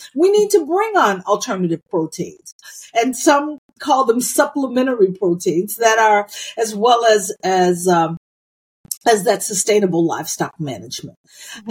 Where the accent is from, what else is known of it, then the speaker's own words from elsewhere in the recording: United States; I was born in the United States of America